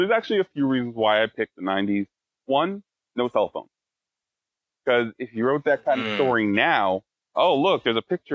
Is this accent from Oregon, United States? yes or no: no; Wallkill, New York, United States; born or raised there; also born or lived in Plattekill, New York